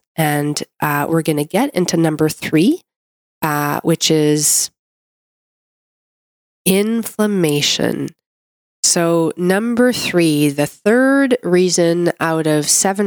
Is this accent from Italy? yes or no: no; Canada; I'm a Canadian medical doctor